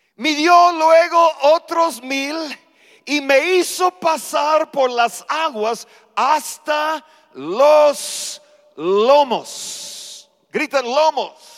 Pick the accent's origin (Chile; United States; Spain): United States; Spanish is a second language; moved away as an adult; now in Mexico; Ya llevamos más de 44 años aquí en México. Ya me siento más mexicano que gringo.